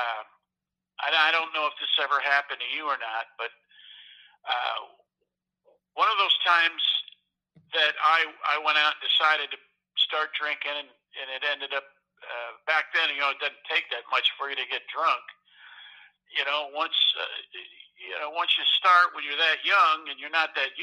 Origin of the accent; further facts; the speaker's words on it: New York, United States; growing up in New York